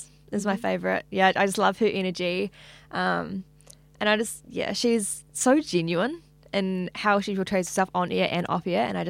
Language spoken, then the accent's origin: English; Hamilton, Waikato, New Zealand; now in Auckland, New Zealand; Hamilton, yeah.